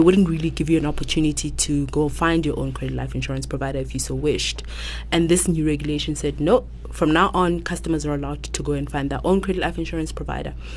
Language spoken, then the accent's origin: English; Lesotho; moved away as an adult; now in South Africa; I come from Lesotho actually, and I grew up there.